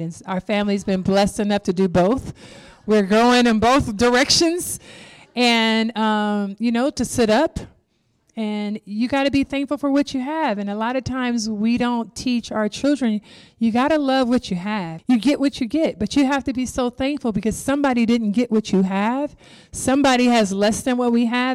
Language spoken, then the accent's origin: English; Compton, California, United States; When I started playing basketball, I was twelve years old in Compton